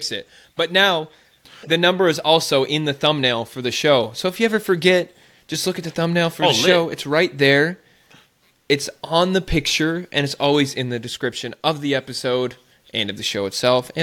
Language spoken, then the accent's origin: English; South Dakota, United States; I am from the Midwest